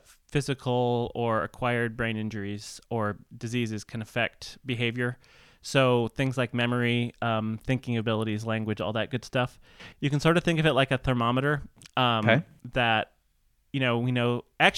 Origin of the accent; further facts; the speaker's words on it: Midwest, United States; I'm from the Midwest.